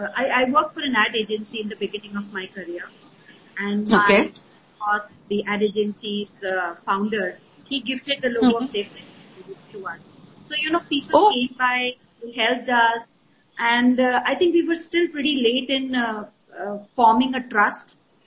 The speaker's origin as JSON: {"language": "English", "region": "Rajasthan", "country": "India", "tie": "born or raised there", "said": "I started with a bunch of women in Rajasthan, where that's my hometown."}